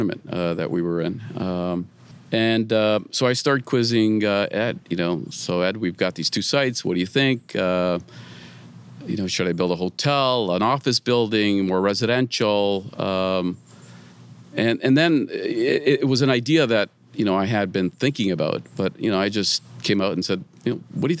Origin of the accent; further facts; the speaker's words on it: Mississauga, Ontario, Canada; I grew up in Mississauga